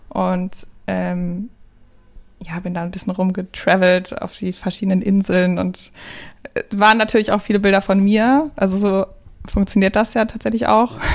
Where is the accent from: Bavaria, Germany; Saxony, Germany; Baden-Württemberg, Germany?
Baden-Württemberg, Germany; moved away as an adult; now in Cologne, Germany; Mm, also ich bin Schwabe. Ich bin im Schwabenländle groß geworden und ähm, dann äh, nach dem Abi nach Köln gezogen.